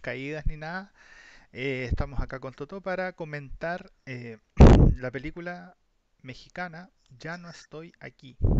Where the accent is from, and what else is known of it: Chile